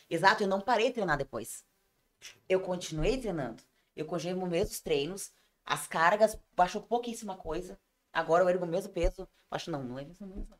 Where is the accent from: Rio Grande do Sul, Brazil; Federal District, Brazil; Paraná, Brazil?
Rio Grande do Sul, Brazil; Ivorá; accent: colono; moved away as an adult; now in Tramandaí, Brazil; em Ivorá, na minha terra natal